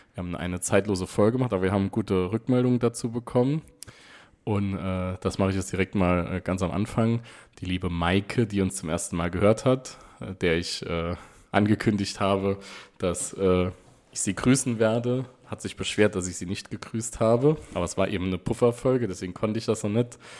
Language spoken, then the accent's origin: German; Saarland, Germany; als Saarländer